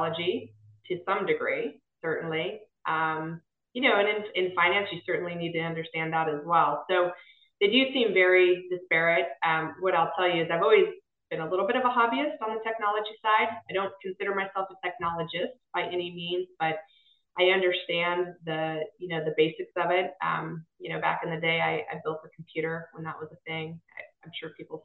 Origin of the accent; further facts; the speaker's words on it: Las Vegas, Nevada, United States; moved away as an adult; also born or lived in Boston / San Diego; now in North Carolina, United States; I'm actually second generation, born and raised